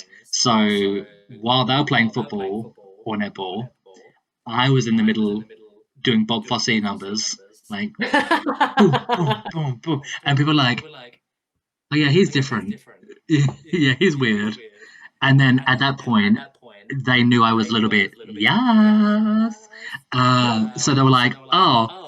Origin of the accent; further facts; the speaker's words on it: central South Australia, Australia; moved away; I grew up in central South Australia. So about 8 hours north of the south coast.